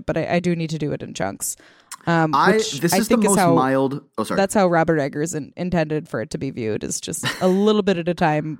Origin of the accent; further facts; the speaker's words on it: India; now in United States; I grew up in India, in a historically significant city that has medieval architecture next to malls.